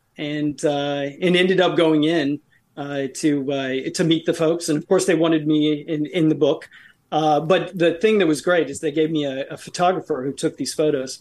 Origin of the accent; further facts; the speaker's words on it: New York City, New York, United States; moved away; also born or lived in Texas; I grew up in New York